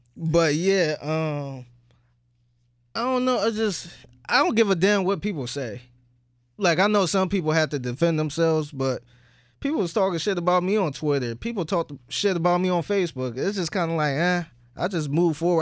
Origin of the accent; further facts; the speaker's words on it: Cleveland, Ohio, United States; I'm from Cleveland